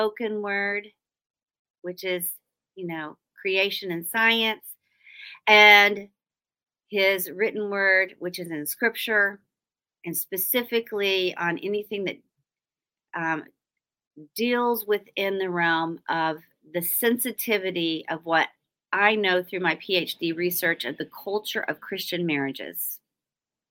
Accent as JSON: {"language": "English", "region": "Oklahoma", "country": "United States", "said": "I'm from Oklahoma and we don't say y'all out there. We say you guys."}